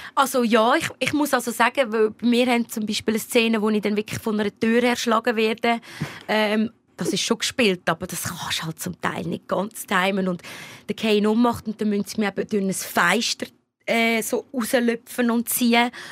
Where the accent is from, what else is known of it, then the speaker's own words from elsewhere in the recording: Lucerne, Switzerland; Luzern, wo ich aufgewachsen bin